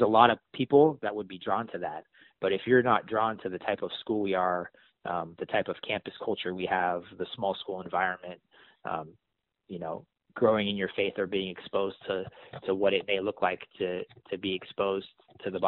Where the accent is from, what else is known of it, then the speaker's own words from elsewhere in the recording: San Francisco, California, United States; I grew up in San Francisco